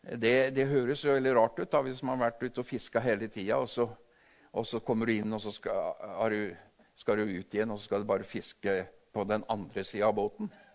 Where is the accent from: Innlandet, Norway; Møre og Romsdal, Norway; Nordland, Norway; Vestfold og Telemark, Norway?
Vestfold og Telemark, Norway; Tinnelva; Jeg vokste opp ved Tinnelva